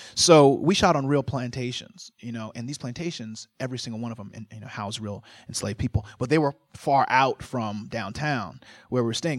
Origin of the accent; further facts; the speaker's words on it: Virginia, United States; I grew up in Virginia, forty-two miles east of Nat Turner.